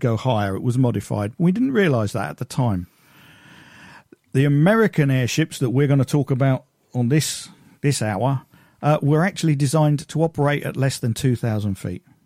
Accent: United Kingdom; I'm British

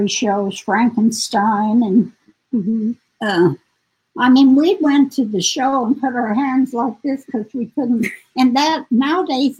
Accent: Globe, Arizona, United States; I was born in Globe, Arizona. We didn't have much to do there.

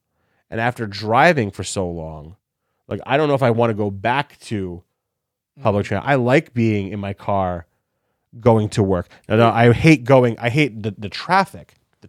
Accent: Brooklyn, New York, United States; also born or lived in New Jersey; growing up in the tri-state area, growing up in New York, growing up in Brooklyn, growing up in Jersey.

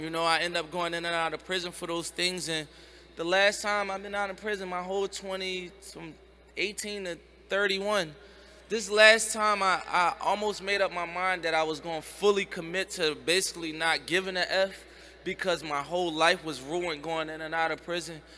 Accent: Philadelphia, Pennsylvania, United States; I'm from Philadelphia where like 90% of the community is Muslim

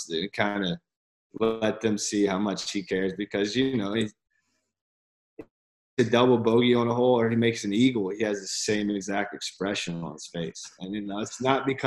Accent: Columbia, South Carolina, United States; growing up in Columbia, an hour down the road

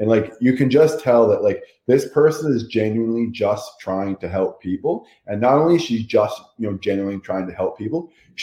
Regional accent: Canada; I'm from Canada

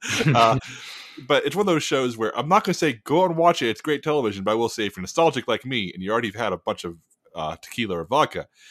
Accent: United States; as an American

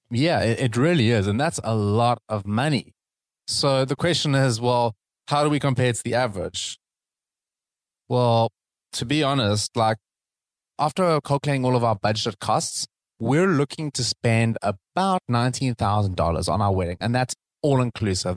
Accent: South Africa; moved away; South Africa. That's my home country

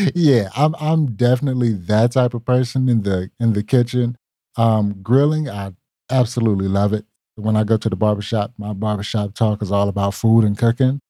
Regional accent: Lancaster, South Carolina, United States; accent: country; moved away as an adult; now in Charlotte, United States; I am originally from Lancaster, South Carolina

